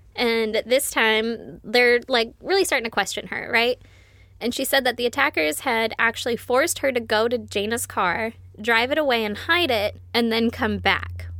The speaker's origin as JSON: {"language": "English", "region": "West Coast", "country": "United States", "said": "I'm from the West Coast"}